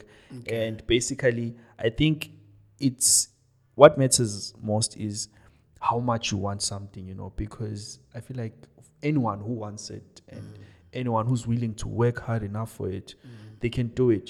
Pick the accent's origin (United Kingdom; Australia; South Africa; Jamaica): South Africa; Johannesburg, Gauteng; moved away as an adult; also born or lived in Cape Town; I was from Joburg